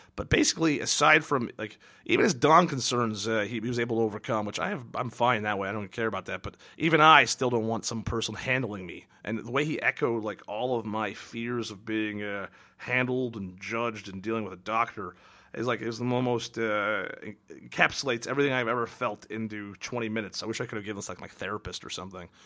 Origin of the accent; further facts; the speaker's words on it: Kirkland, Washington, United States; born or raised there; moved away